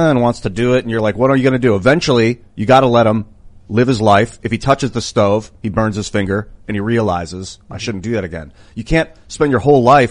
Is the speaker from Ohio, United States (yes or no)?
yes; Akron, Ohio, United States; I was born in Akron, in Ohio